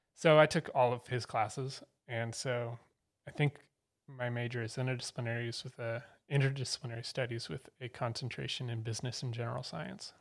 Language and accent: English; Fort Collins, Colorado, United States; moved away as an adult; now in Asheville, United States; I was born in Fort Collins and spent the first eighteen years of my life there